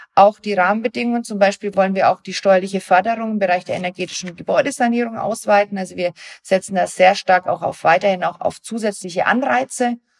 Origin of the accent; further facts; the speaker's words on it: Germany; wir als Deutsche